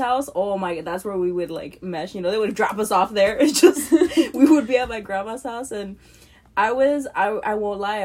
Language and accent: English; Huntington Park, California, United States; I grew up in HP, Huntington Park